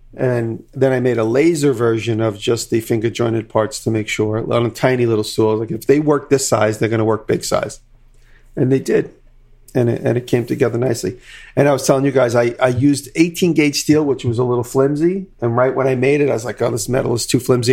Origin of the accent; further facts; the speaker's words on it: Long Island, New York, United States; growing up on Long Island